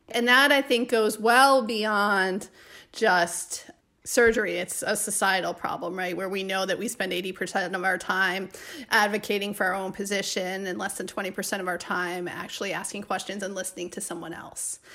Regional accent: Chicago, Illinois, United States; now in Madison, United States; I'm originally from Chicago, so moving back to Madison was kind of like coming home

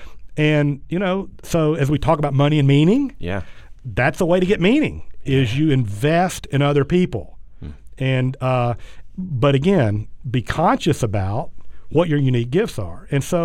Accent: South Georgia, United States; growing up in South Georgia

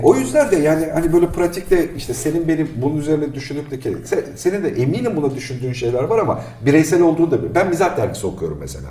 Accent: Black Sea Region, Turkey; Ben Karadeniz çocuğuyum işte ya 5 yaşından itibaren.

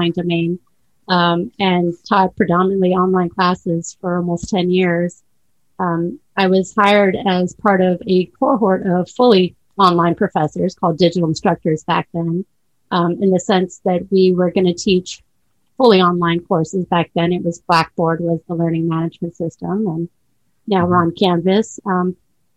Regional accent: Santa Rosa, California, United States; moved away as an adult; now in Florida, United States; I was raised in Northern California in Santa Rosa, up in Sonoma County

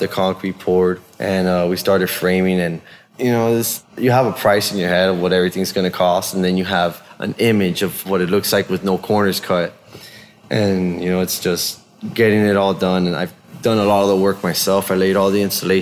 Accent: Hialeah, Florida, United States; moved away as an adult; also born or lived in Washington; now in Bend, United States; my hometown back in Miami

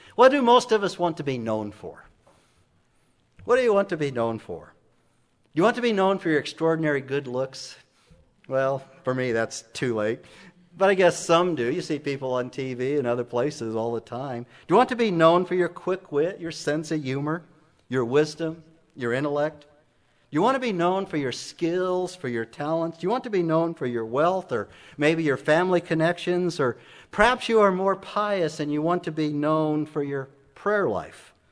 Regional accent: Emmett, Idaho, United States; moved away; my hometown in Emmett

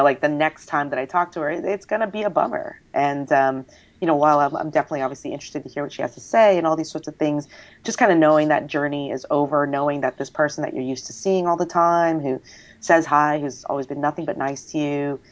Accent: United States; I'm not Chinese, I'm Asian American

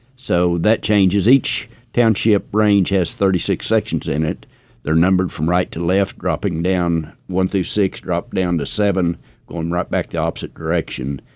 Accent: Laverne, Oklahoma, United States; Laverne, where I was raised, or born and raised in the Laverne, Ralston area

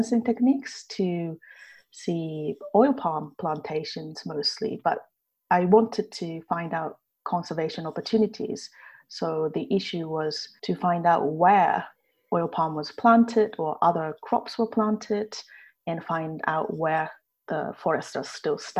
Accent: Japan; moved away as an adult; now in Edinburgh, United Kingdom; I'm originally from Japan

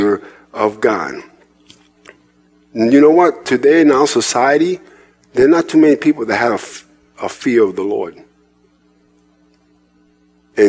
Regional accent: New York City, New York, United States; moved away; also born or lived in Indiana; I was raised in New York City, in Manhattan

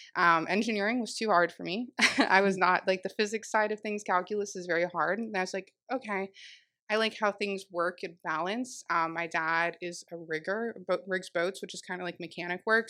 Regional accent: Jupiter, Florida, United States; also born or lived in Palm Beach Gardens, Florida; I am born and raised in Jupiter, um, technically Palm Beach

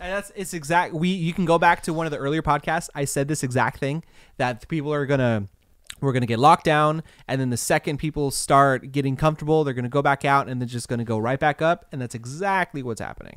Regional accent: California, United States; I was born in Cal, I've always lived in, born and raised California.

